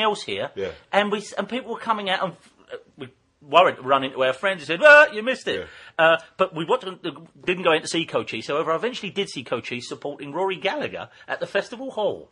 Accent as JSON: {"language": "English", "area": "Deptford", "region": "London", "country": "United Kingdom", "said": "I'm only 15 from Deptford"}